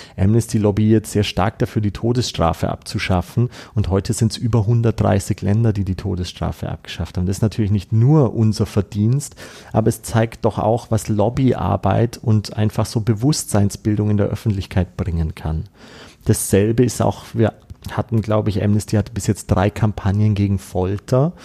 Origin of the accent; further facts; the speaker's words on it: Austria; bei uns in Österreich